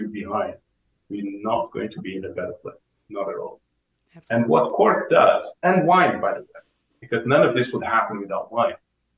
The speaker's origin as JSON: {"language": "English", "country": "Portugal", "tie": "born or raised there", "also_born_or_lived": "New York City", "moved": "as an adult", "said": "I am Portuguese. I'm born and bred in Portugal"}